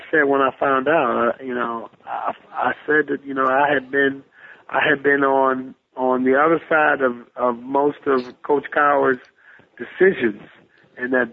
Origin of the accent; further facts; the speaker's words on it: Detroit, Michigan, United States; my hometown of Detroit